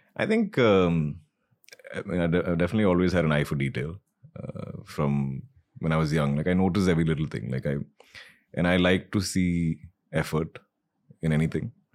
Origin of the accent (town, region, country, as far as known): Malayali, Kerala, India